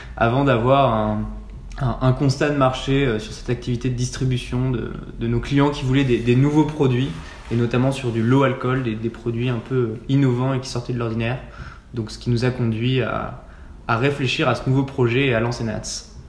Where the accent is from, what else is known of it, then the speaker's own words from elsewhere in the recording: Annecy, Auvergne-Rhône-Alpes, France; moved away as an adult; also born or lived in Nantes; j'ai grandi à Annecy